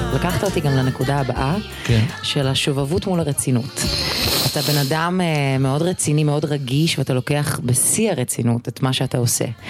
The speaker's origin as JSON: {"language": "Hebrew", "country": "Israel", "tie": "born or raised there", "said": "הגענו לארץ ישראל, לא הייתה כל כך שפה. אני, בגלל שהייתי בת שלוש"}